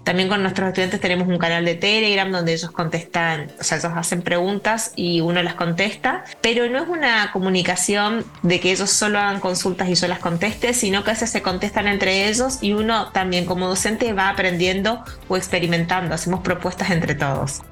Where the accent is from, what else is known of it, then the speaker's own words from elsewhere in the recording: Posadas, Misiones, Argentina; volví a mi ciudad natal, Posadas, en la provincia de Misiones.